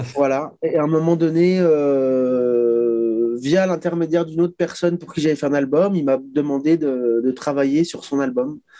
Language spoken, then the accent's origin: French; Chamonix, Auvergne-Rhône-Alpes, France; on vient de Chamonix